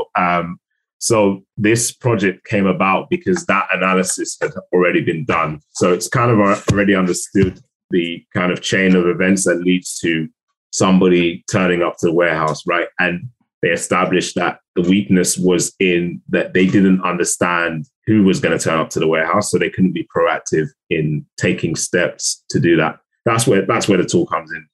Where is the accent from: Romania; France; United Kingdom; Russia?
United Kingdom; London; I am from South London.